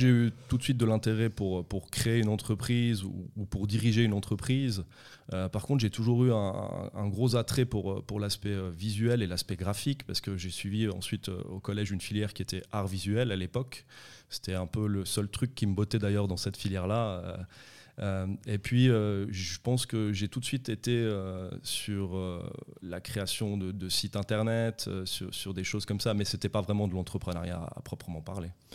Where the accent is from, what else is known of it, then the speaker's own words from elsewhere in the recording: Vétroz, Valais, Switzerland; also born or lived in Sion / Conthey; j'ai toujours vécu euh, en vallée à Sion, puis après j'ai grandi à Vétro, j'ai fait mes écoles à Vétro et, et à Comté